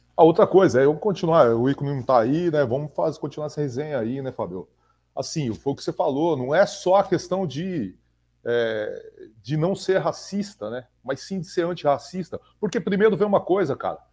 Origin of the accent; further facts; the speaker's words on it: Brazil; Eu sou brasileiro, eu não sou branco, eu sou brasileiro